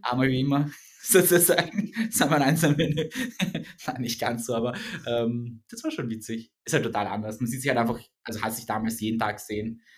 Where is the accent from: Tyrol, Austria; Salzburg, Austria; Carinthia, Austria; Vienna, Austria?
Vienna, Austria; wir sind ja beide aus Wien